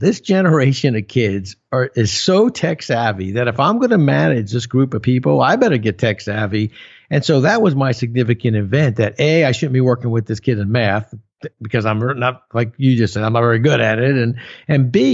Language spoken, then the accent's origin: English; New Jersey, United States; I'm from Jersey, right? So everybody in Jersey's got a guy